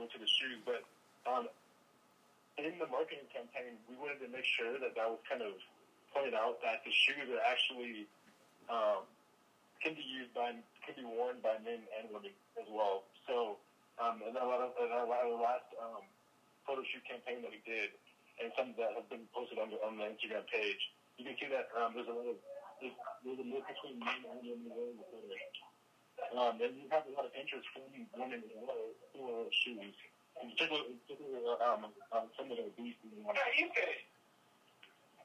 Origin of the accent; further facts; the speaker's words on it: Nigeria; moved away; also born or lived in Sacramento, California, United States; I was born in Nigeria, grew up partly in Nigeria, partly in Sacramento.